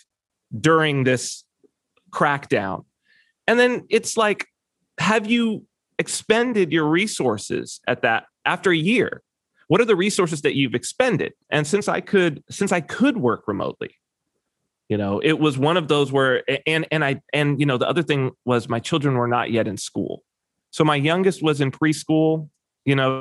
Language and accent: English; United States; moved away as an adult; also born or lived in California; now in Saipan, Northern Mariana Islands; as an American